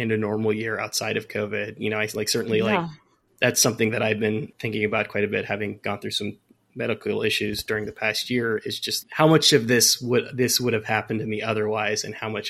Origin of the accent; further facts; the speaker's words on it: California, United States; moved away; I'm from California originally